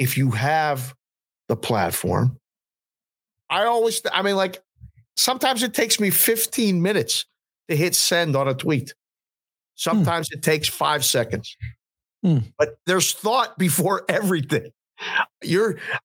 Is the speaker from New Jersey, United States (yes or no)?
no; Pittsburgh, Pennsylvania, United States; now in Las Vegas, United States; I'm from Pittsburgh originally